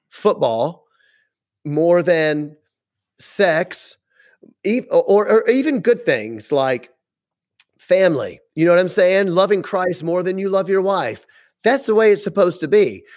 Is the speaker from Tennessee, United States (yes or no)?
yes; Memphis, Tennessee, United States; moved away as an adult; now in Wisconsin, United States; I'm from Memphis